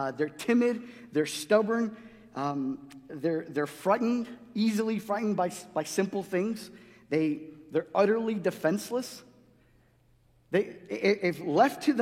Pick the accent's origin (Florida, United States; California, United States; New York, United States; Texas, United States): New York, United States; New York City; also born or lived in Guatemala; growing up in New York City